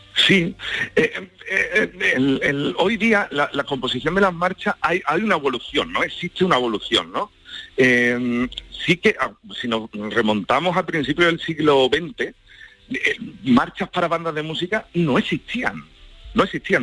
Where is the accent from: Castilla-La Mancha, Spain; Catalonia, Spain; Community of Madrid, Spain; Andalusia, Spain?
Andalusia, Spain; La Puebla del Río; patrona de mi pueblo, de la Puebla del Río